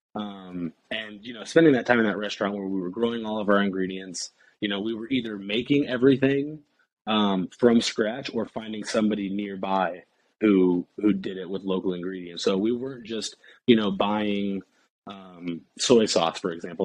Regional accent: Indianapolis, Indiana, United States; moved away as an adult; I'm from basically the south side of Indianapolis, kind of like a small suburb uh, on the south side of Indianapolis. And I kind of stayed there forever

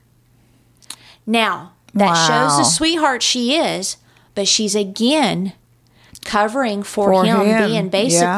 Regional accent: United States; also born or lived in Texas; I'm from New Mexico and Texas

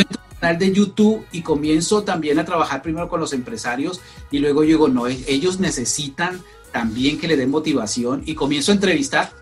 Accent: Colombia; moved away as an adult; now in United States; soy colombiano, soy colombiano

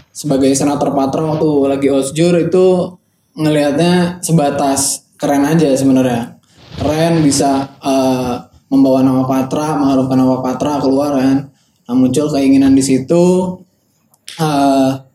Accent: Bandung, West Java, Indonesia; gue anak Bandung juga

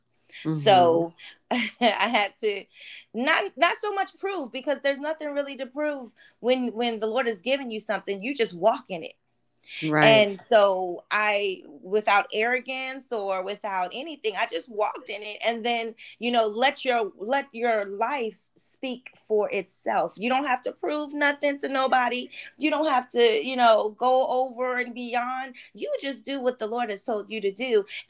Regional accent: Oxnard, California, United States; also born or lived in Baltimore, Maryland; So let's see. I was born in Baltimore, Maryland. We moved to Oxnard

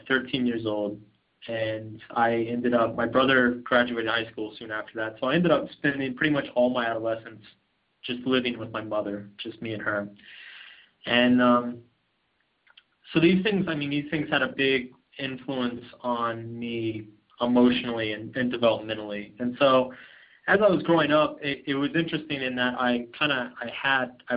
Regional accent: Austin, Texas, United States; I grew up in a nice city. I'm from Austin, Texas.

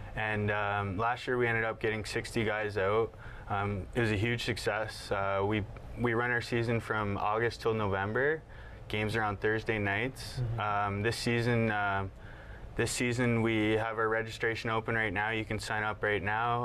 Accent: Brantford, Ontario, Canada; I grew up in Brantford.

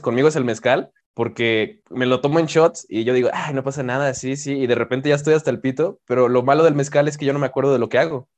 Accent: Mexico; tengo que ser mexicano y como buen mexicano

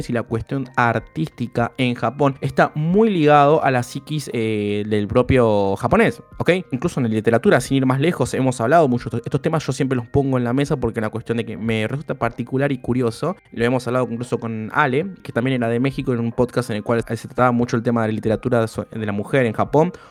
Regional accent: Granada, Andalusia, Spain; para la que no me siga, soy granadina japonesa

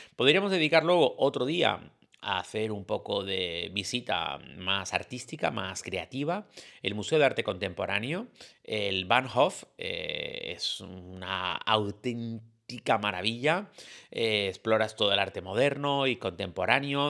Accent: Canary Islands, Spain; en mi tierra

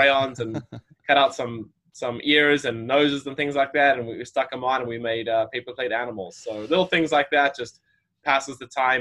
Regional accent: South Africa; moved away as an adult; also born or lived in Florida / Arizona; now in United States; I grew up in South Africa, was born there

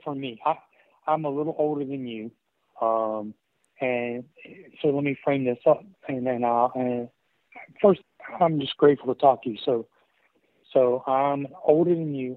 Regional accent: the Appalachians, Western Virginia, United States; I grew up in Virginia, but uh, uh, Western Virginia, the Appalachians.

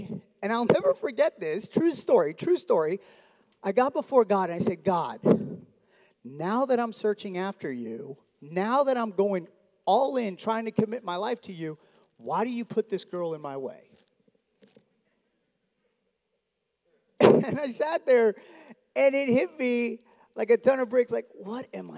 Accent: Miami, Florida, United States; I grew up in South Florida. My dad's Cuban, mom's Dominican. They met in New York like every Cuban and Dominican does. And then they migrate down to Miami. And I grew up there

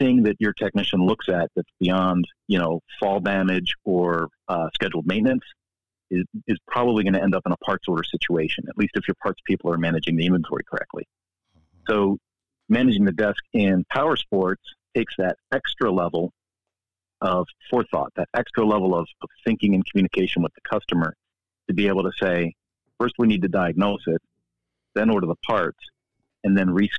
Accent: Philadelphia, Pennsylvania, United States; now in New Mexico, United States; I grew up in Philadelphia, and one of my first jobs as a young man was working at Montgomeryville Cycle Center

